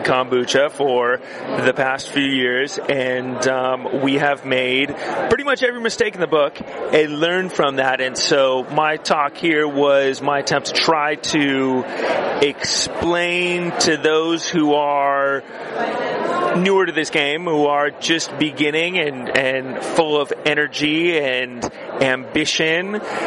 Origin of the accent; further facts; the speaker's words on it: San Diego, California, United States; moved away as an adult; now in San Sebastian, Spain; I am from San Diego, California, and proud of it